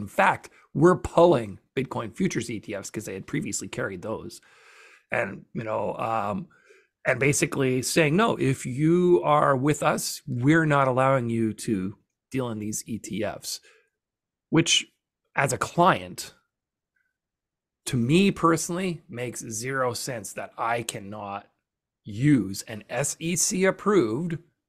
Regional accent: Western Canada, Canada; accent: Western Canadian; I'm Western Canadian, which is a little more neutral of an accent.

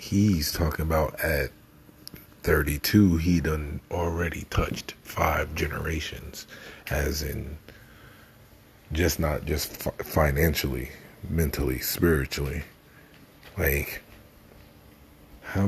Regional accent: New York, United States; As a New Yorker, as a black man

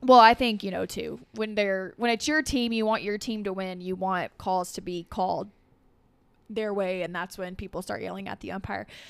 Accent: Dresden, Tennessee, United States; born and raised in Dresden, families from Dresden, lived there my entire life

